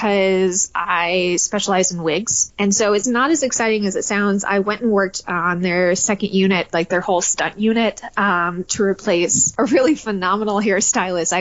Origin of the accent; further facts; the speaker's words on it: Detroit, Michigan, United States; moved away; also born or lived in Atlanta; I grew up in Detroit